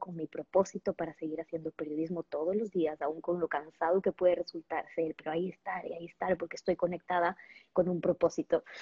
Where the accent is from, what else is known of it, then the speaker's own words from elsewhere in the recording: Ecuador; en Ecuador, de donde yo soy, de acá en Ecuador.